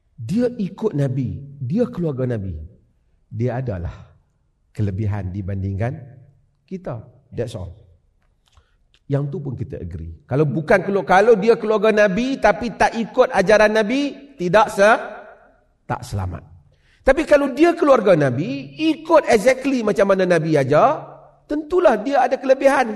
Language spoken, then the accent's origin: Malay; Penang, Malaysia; now in Perlis, Malaysia; Sejak saya lahir di Penang. Duduk di Perlia.